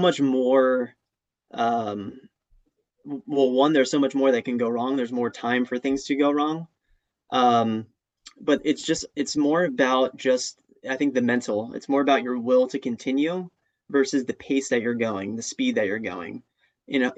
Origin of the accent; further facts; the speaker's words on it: New Jersey, United States; also born or lived in Oklahoma; now in Rhode Island, United States; New Jersey, my home state